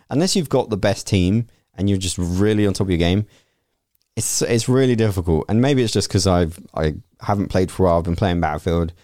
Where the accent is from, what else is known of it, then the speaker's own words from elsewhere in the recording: United Kingdom; we're British